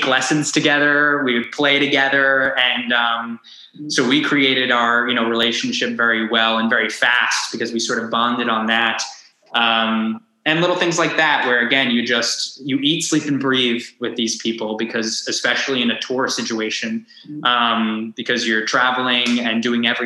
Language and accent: English; Long Island, New York, United States; growing up on Long Island, yes, I had the city at my fingertips